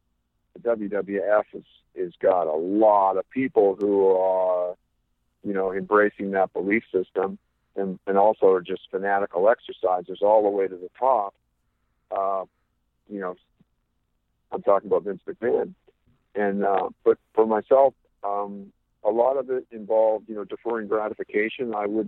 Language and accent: English; West Coast, United States; But growing up on the West Coast, I had the privilege to see amazing athletes like Don Leo Jonathan